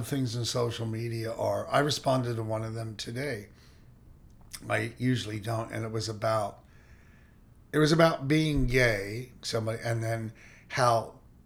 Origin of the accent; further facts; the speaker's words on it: Philadelphia, Pennsylvania, United States; now in San Francisco, United States; I grew up in Philly, and it was right outside of Philly